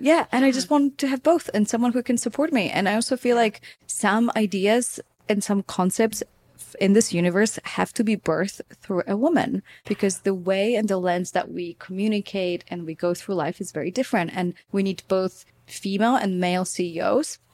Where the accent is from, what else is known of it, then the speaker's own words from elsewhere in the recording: Poland; growing up in Poland